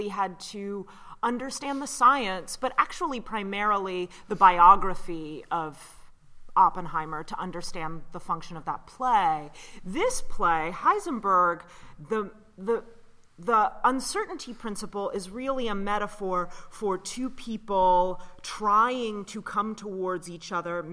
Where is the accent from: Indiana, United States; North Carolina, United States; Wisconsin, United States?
North Carolina, United States; Raleigh; I grew up in Raleigh, North Carolina